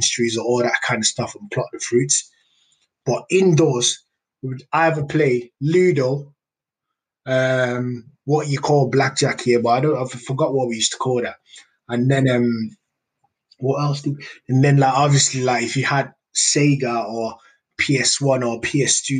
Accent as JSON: {"language": "English", "country": "Nigeria", "tie": "born or raised there", "moved": "yes", "lives_now": "United Kingdom", "said": "I grew up in Nigeria"}